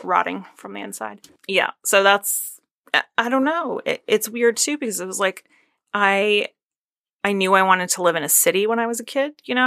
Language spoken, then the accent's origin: English; Northeast, United States; I'm from the Northeast. We're from places that are very, like, suburbia and or rural.